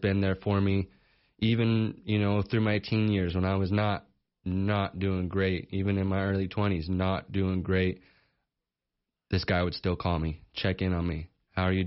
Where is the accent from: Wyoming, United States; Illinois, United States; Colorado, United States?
Wyoming, United States; Sheridan; I was born and raised here in Sheridan, so I've been around this area my whole life